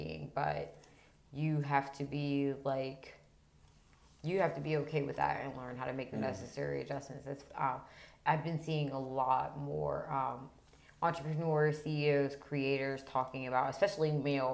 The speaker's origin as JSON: {"language": "English", "town": "Pittsburgh", "region": "Pennsylvania", "country": "United States", "tie": "born or raised there"}